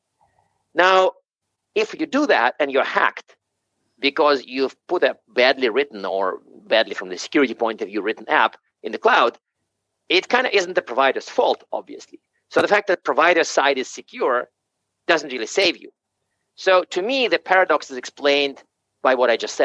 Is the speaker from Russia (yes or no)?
yes; Siberia, Russia; moved away; I was actually born in Siberia